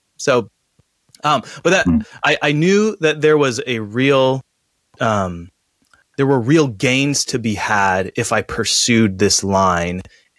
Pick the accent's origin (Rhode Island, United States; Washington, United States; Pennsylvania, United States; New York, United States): Washington, United States; Silverdale; also born or lived in Seattle, Washington / Florida / Moscow, Idaho; now in Centralia, United States; I'm a pastor over in Centralia, Washington. I am a Washington native, so I grew up in Silverdale, Washington, went to University of Washington in Seattle, spent some time in Florida planting a church